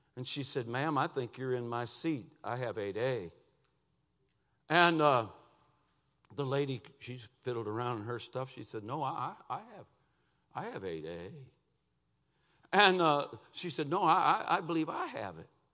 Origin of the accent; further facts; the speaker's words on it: Lansing, Michigan, United States; moved away as an adult; now in Cincinnati, United States; we moved from Lansing, Michigan to near Cincinnati, Ohio. Three hundred and thirty miles away from where my wife was born and where I'd grown up